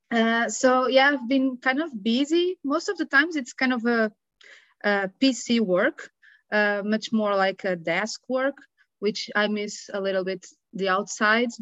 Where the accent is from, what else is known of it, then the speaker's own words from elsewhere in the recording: Portugal; I'm tuning in from Portugal. I'm Portuguese.